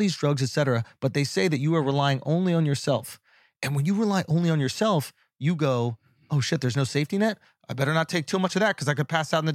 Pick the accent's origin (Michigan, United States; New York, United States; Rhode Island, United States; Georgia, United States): New York, United States; I'm from New York